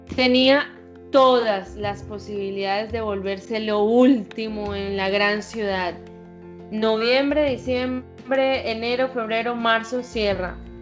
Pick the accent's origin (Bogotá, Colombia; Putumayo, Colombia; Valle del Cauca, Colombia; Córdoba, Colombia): Córdoba, Colombia; Montería; accent: costeña; yo soy costeña, yo nací en Montería, en mi tierra querida